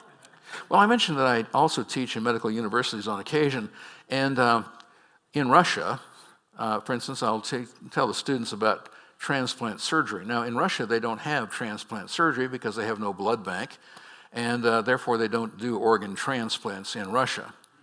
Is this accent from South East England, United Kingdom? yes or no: no; Scotland, United Kingdom; Come on, folks, I'm Scottish.